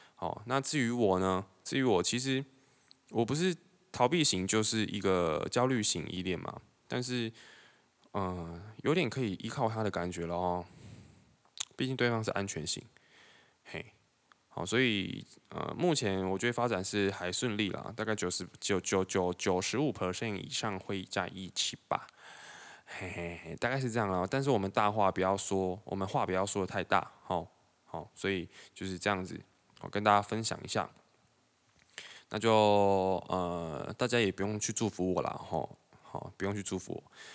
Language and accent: Chinese; Taiwan; 我们一个台湾人，我们德语不太好的情况下